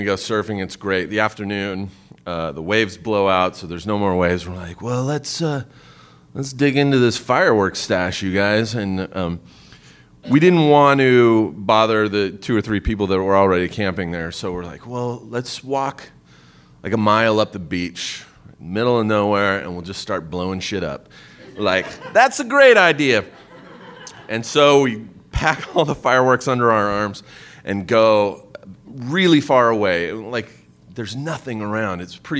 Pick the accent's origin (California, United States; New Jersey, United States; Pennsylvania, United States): California, United States; Southern; I grew up in Southern California